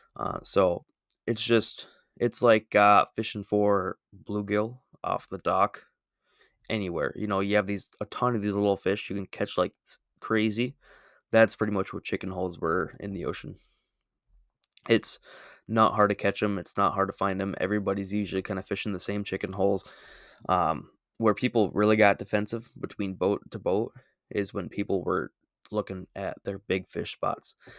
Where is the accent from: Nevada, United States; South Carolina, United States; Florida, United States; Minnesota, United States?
Minnesota, United States; I'm from Minnesota